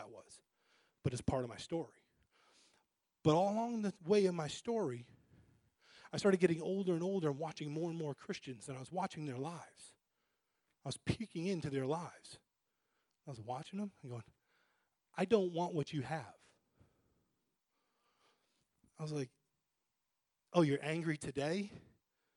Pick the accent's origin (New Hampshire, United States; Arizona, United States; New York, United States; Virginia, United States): New Hampshire, United States; I grew up in New Hampshire, okay, in a family that started going to church and then left church